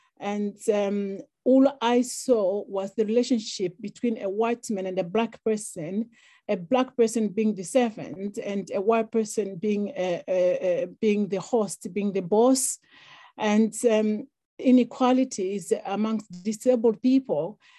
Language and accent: English; Zimbabwe; moved away; I grew up in Africa, I grew up in Zimbabwe, where equalities don't exist, especially for women. So as a girl who grew up in a village, in a rural area